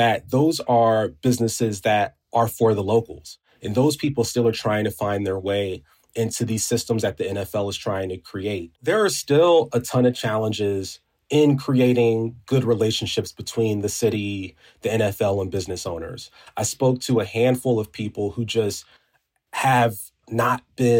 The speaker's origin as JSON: {"language": "English", "town": "Inglewood", "region": "California", "country": "United States", "tie": "born or raised there", "said": "my hometown"}